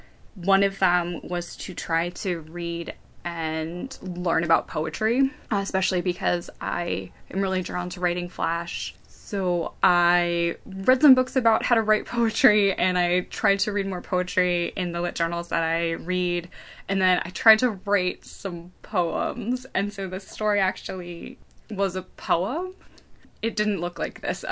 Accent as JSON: {"language": "English", "town": "Lititz", "region": "Pennsylvania", "country": "United States", "tie": "born or raised there", "moved": "yes", "said": "I'm from a small town, I'm from Lititz, Pennsylvania, which is a really small, kind of like postcardy town. And the house where I grew up"}